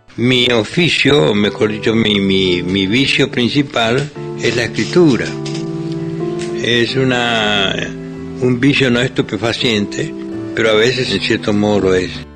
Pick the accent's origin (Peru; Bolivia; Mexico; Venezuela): Bolivia; Camba, eastern lowlands; un camba muy rural de solo 20 años